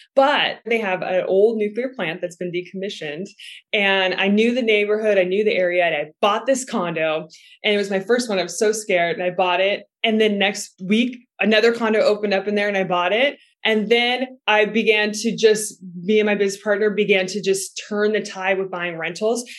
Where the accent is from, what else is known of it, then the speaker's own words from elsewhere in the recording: Seattle, Washington, United States; moved away; also born or lived in Texas; I'm originally from Seattle, Washington, and I was living in Texas